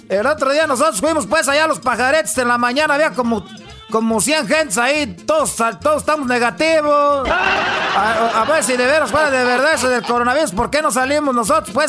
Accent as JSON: {"language": "Spanish", "region": "Michoacán", "country": "Mexico"}